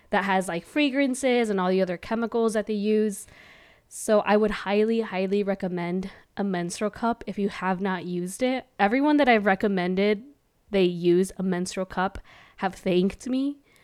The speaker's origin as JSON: {"language": "English", "region": "California", "country": "United States", "also_born_or_lived": "Milwaukee", "moved": "yes", "said": "I'm from California, and we over there say dude and bro and all this other stuff."}